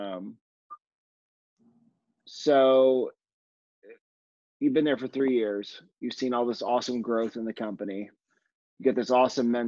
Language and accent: English; Kentucky, United States; now in Los Angeles, United States; I'm from Kentucky originally.